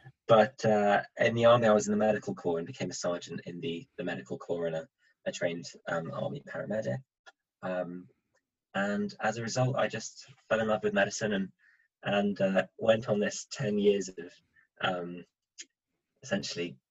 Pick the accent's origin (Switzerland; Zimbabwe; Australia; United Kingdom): Switzerland; moved away; I grew up in Switzerland